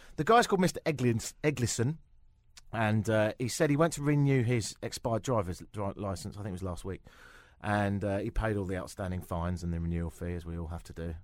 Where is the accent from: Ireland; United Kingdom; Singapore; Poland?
United Kingdom; England; moved away as an adult; now in Toronto, Canada; me go back to England